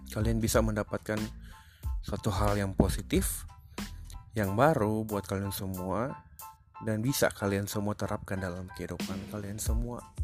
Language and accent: Indonesian; Manado, North Sulawesi, Indonesia; gua orang Manado